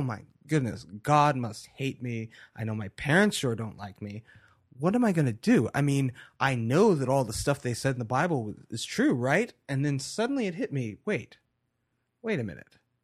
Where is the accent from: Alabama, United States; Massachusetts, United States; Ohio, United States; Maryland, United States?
Maryland, United States; Baltimore; moved away; also born or lived in Frostburg, Maryland / Asheville, North Carolina; I was born in Baltimore, Maryland in nineteen eighty-two